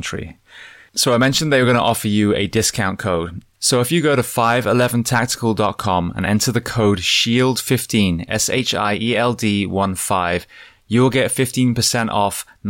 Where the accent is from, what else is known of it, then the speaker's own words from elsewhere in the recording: Bath, South West England, United Kingdom; moved away; I'm from Bath originally, which is southwest too